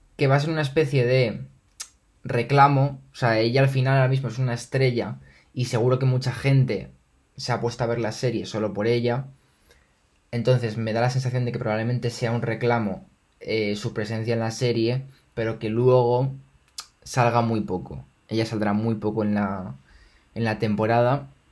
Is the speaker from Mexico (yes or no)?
no; Spain; me siento español